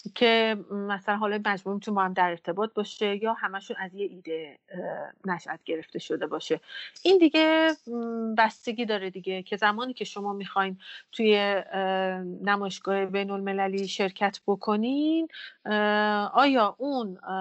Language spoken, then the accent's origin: Persian; Iran; از زادگاه من برمیاد فرش یعنی ایران